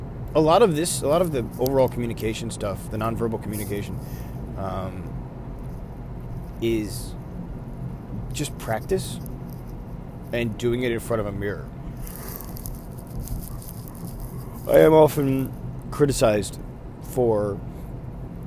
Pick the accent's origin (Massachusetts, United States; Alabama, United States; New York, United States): New York, United States; Buffalo; I'm from Buffalo, New York